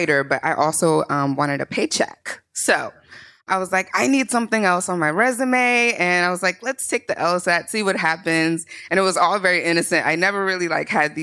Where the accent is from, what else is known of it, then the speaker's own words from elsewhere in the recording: Morristown, New Jersey, United States; also born or lived in Newark, New Jersey; But I am a Jersey girl. I was born and raised in Marstown, New Jersey.